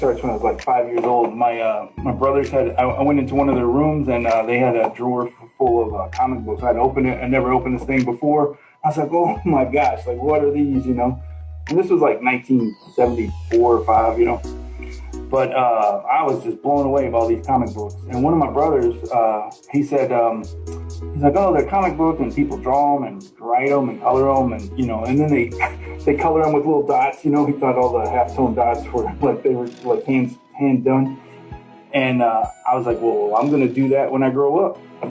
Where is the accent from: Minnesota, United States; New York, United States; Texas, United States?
Texas, United States; Dallas; I'm from Dallas mostly